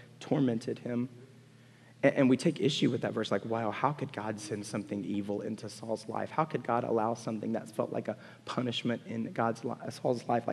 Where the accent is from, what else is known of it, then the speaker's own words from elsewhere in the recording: Montgomery, Alabama, United States; I was born in Montgomery, Alabama. There's not a bigger football country. You were Auburn or Alabama, and you were big, and you played it, and I was a kid who liked music and games